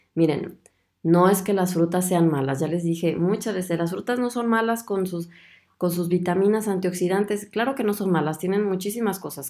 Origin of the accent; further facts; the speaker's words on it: Guadalajara, Jalisco, Mexico; Guadalajara, de donde yo soy